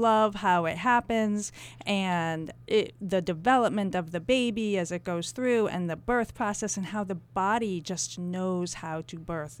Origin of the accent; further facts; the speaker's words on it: Canterbury, New Hampshire, United States; I grew up in Canterbury, New Hampshire